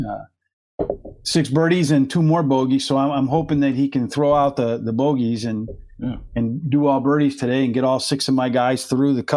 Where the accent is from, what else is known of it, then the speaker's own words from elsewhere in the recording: Pennsylvania, United States; moved away; I grew up in Pennsylvania, where I grew, there was mountain